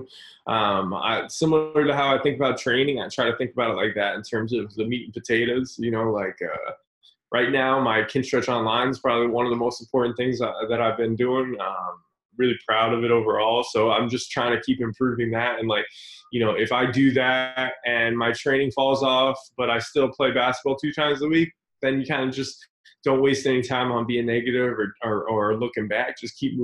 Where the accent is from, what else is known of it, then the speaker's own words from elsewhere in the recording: Florida, United States; moved away; also born or lived in New York; I'm from Florida too